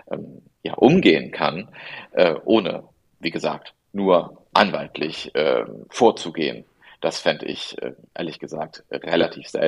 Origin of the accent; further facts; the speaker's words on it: Germany; also born or lived in Italy; ja, ich bin in Italien geboren und meine Eltern sind beide Italiener. Ich bin mit circa drei Jahren nach Deutschland gekommen und habe das Glück, bilingual aufgewachsen zu sein.